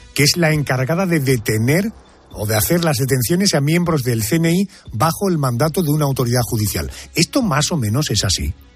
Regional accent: Spain

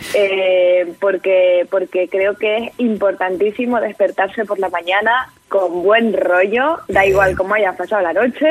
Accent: San Cristóbal de La Laguna, Canary Islands, Spain; en mi tierra, la laguna, eh, donde yo soy

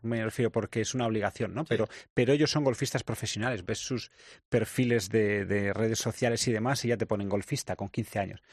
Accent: Spain; nosotros somos españoles

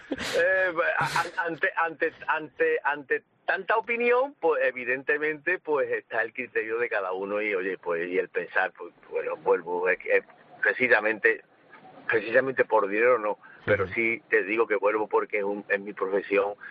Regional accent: Seville, Andalusia, Spain; yo soy sevillano

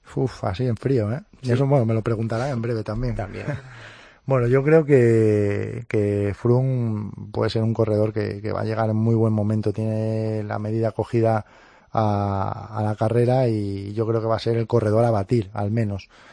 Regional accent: Cangas, Asturias, Spain; en mi cangas natal, en mi pueblo, allí en Asturias

